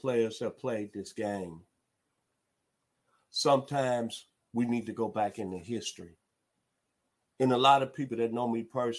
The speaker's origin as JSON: {"language": "English", "town": "Memphis", "region": "Tennessee", "country": "United States", "tie": "born or raised there", "said": "me growing up, it's no question about in the 60s in my hometown of Memphis, Tennessee"}